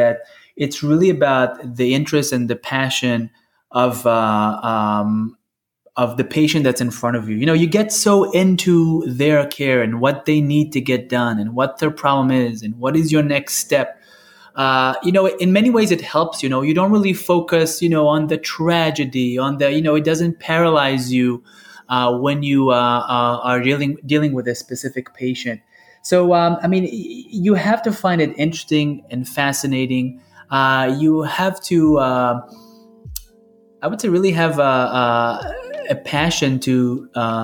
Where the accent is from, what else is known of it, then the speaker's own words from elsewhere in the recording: Israel; moved away; I was born and raised in Israel